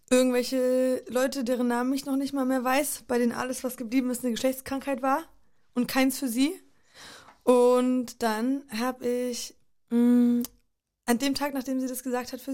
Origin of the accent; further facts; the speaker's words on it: Poland; da, wo ich groß geworden bin, in Polen oder überall fast in den slawischen Ländern durch den Kommunismus und Plan Sozialismus